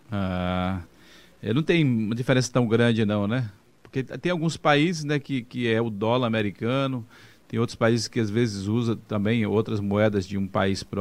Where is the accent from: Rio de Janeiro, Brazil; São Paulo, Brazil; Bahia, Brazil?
Bahia, Brazil; Várzea da Roça; Eu sou de, de Vaza da Roça, mas eu morei um tempo lá em Espantagado, que é muni